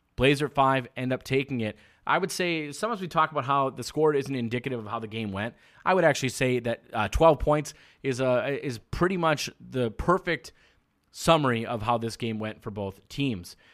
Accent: Minnesota, United States; I'm from Minnesota.

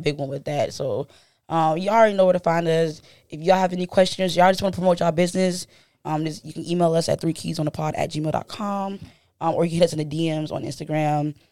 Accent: Charleston, South Carolina, United States

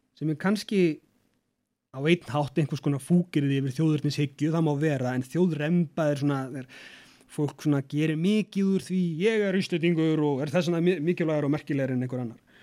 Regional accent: Iceland; við erum sjálfstæð frá Danmörku og ægila ánað með það að fá að ráða okkar eigin málum

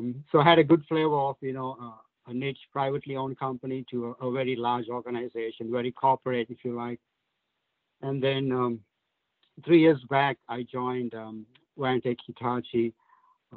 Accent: Sri Lanka; moved away as an adult; now in United States; I was born, I grew up in Sri Lanka. And then I moved to the States, 1999, 2000, around there.

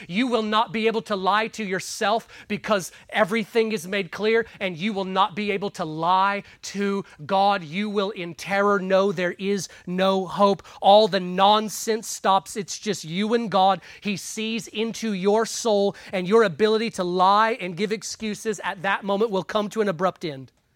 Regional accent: United States; Us growing up in America

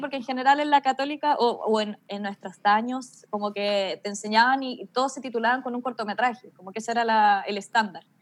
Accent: Melipilla, Santiago Metropolitan Region, Chile

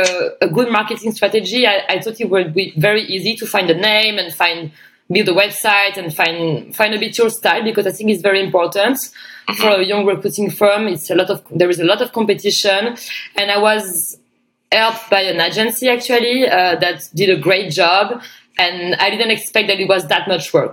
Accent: France; moved away as an adult; also born or lived in Australia; I came back in my hometown for a wedding

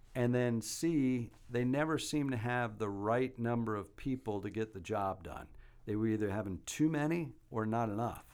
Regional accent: Albany, New York, United States; also born or lived in Rochester, New York; now in Athens, United States; my hometown of Albany, New York

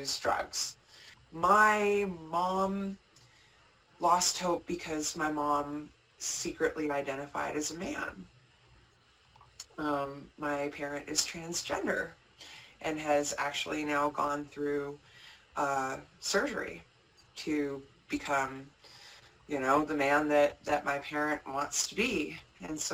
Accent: Los Angeles, California, United States; Growing up in Los Angeles, we had a swimming pool

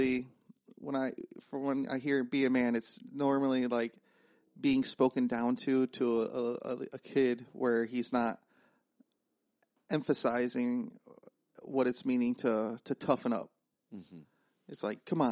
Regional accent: Northern Ohio, United States; I grew up in Northern Ohio

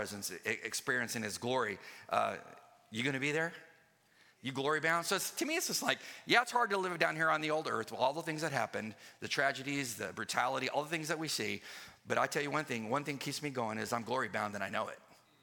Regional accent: Southern California, United States; I used to love to go to the county fair when I grew up in Southern California

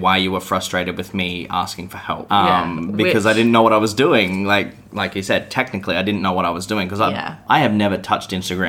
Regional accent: Australia; I'm definite Aussie male

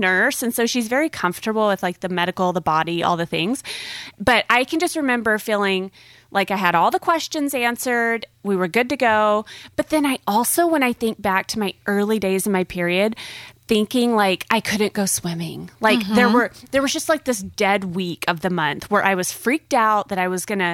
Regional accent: the South, United States; Growing up in the South

